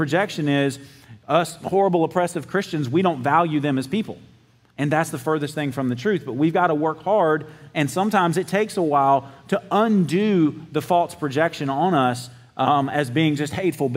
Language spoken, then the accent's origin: English; South Georgia, United States; I'm from South Georgia